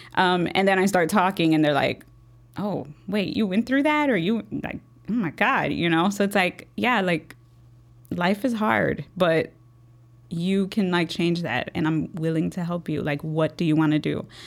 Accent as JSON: {"language": "English", "town": "Chicago", "region": "Illinois", "country": "United States", "tie": "born or raised there", "said": "I was born and raised here in Chicago, um, Logan Square, Humble Park, um, that's where I was raised"}